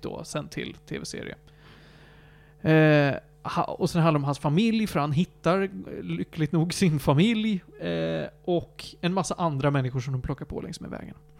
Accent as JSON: {"language": "Swedish", "country": "Sweden", "said": "tittar man på mig som en svensk"}